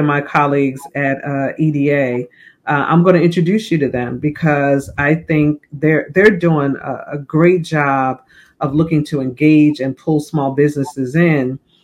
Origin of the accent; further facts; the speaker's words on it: Plainfield, New Jersey, United States; I grew up in Plainfield